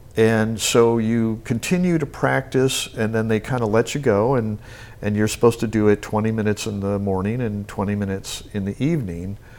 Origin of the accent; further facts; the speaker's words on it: Albany, New York, United States; moved away; I grew up in Albany, New York